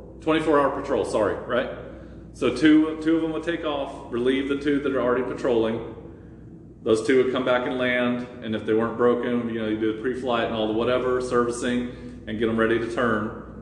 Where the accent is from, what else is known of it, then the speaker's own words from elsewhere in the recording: New England, United States; I'm going to go back to my ranch and pretend I'm a cowboy even though I'm from New England.